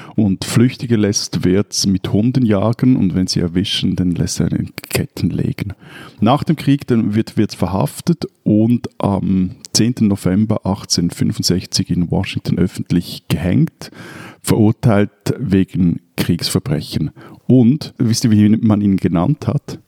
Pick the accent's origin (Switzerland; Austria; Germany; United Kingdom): Switzerland; bei uns in der Schweiz